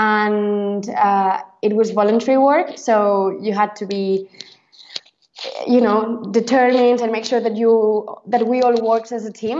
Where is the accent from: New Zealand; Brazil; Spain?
Spain; first language Catalan; English is a second language; moved away as an adult; also born or lived in Exeter, United Kingdom; now in Switzerland; I come from Spain and I arrived to the University of Exeter